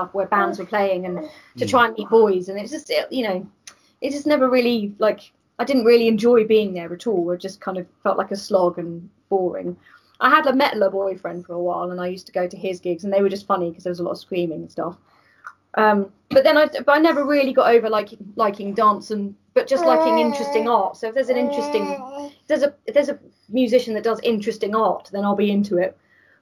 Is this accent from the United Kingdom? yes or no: yes; Brighton, South East England, United Kingdom; I grew up in Brighton.